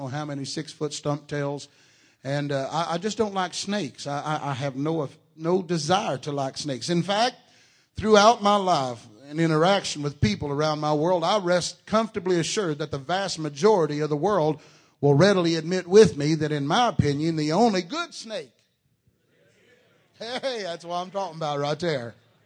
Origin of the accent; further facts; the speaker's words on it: Texas, United States; I am from Texas